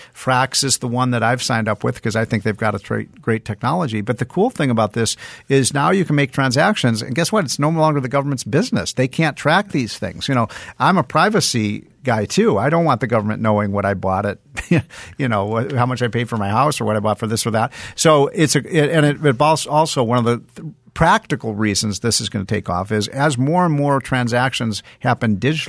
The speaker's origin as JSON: {"language": "English", "town": "Chicago", "region": "Illinois", "country": "United States", "tie": "born or raised there", "said": "I remember when I was a kid, I grew up in Chicago, and I remember one time when I was about 12 years old."}